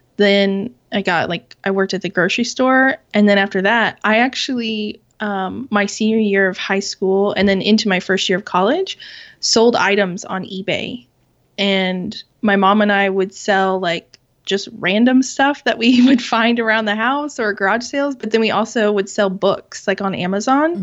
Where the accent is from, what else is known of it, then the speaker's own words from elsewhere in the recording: Southwest Kansas, United States; I was born and raised in Kansas, in Southwest Kansas.